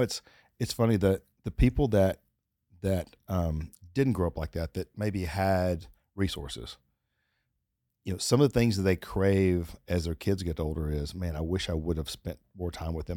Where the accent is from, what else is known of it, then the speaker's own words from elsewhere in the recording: Texas, United States; I'm from Texas, but I didn't grow up, like, where, where you ha-, tie up your horse